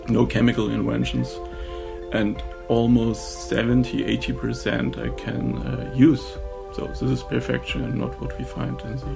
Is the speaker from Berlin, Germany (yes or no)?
no; Oppenheim, Rhineland-Palatinate, Germany; English is a second language; I'm from Oppenheim